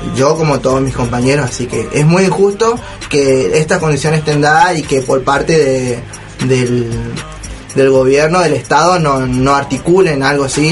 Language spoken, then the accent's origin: Spanish; Argentina; nosotros los argentinos